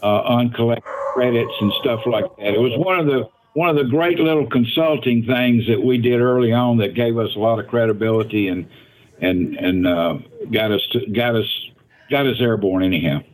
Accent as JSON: {"language": "English", "town": "Allentown", "region": "Pennsylvania", "country": "United States", "said": "the Allentown, Pennsylvania area"}